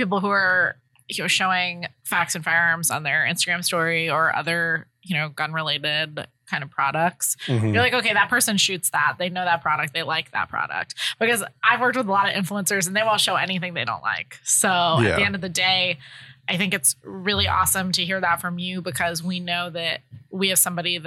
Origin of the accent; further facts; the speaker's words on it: Connecticut, United States; I'm from Connecticut